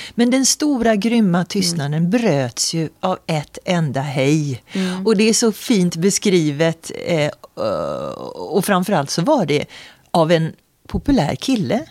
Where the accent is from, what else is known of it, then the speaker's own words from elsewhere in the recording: Sweden; jag blir stolt både som svensk